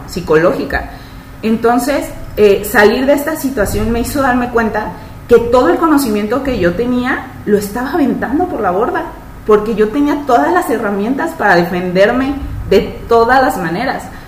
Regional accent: Mexico; los demás pues somos de México, de Guadalajara, Ciudad de México, Coahuila

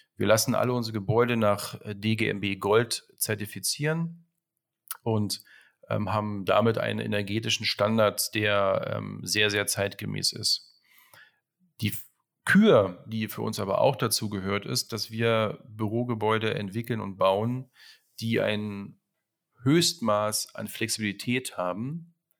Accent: Berlin, Germany; Ich bin in Berlin geboren und hatte das große Glück, in den ähm, 90er Jahren meine wilde Jugend verleben zu können.

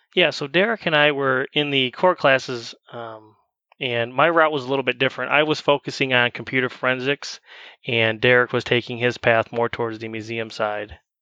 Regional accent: Jackson, Michigan, United States; I'm originally from the Jackson, Michigan area.

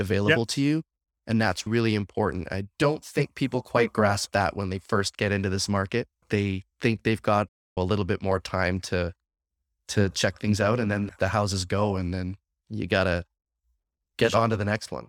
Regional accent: Saskatchewan, Canada; now in Windsor, Canada; I'm born and bred in Saskatchewan

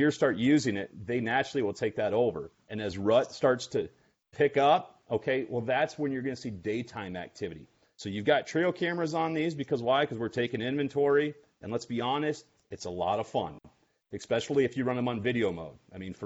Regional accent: Iowa, United States; we're from Iowa

